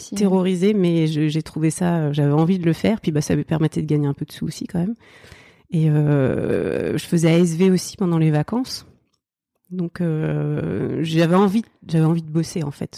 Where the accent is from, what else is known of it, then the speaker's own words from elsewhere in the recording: Oise, near Chantilly, Hauts-de-France, France; also born or lived in Seine-Saint-Denis; now in Île-aux-Moines, France; j'ai grandi dans l'Oise, euh, pas très loin de Chantilly je suis née dans le 93 euh, à la base.